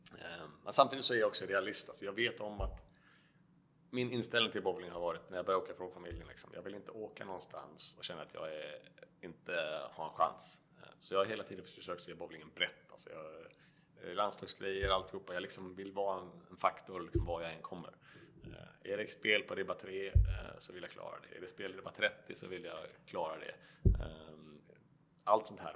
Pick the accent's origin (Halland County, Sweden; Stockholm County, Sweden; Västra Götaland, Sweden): Halland County, Sweden; Varberg; 41 år gammal, född och uppvuxen i Varberg